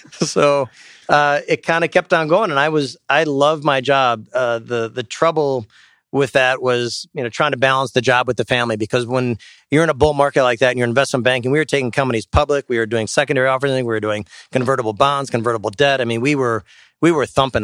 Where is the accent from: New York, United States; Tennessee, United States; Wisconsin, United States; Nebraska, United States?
Wisconsin, United States; Sheboygan; I grew up in Sheboygan and went to Sheboygan North